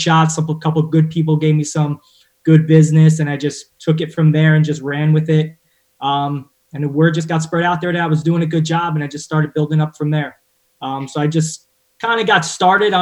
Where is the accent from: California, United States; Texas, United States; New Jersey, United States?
New Jersey, United States; Woodbridge; moved away as an adult; also born or lived in Mercer County, New Jersey; I grew up in North Jersey, well, North Central Jersey in Woodbridge.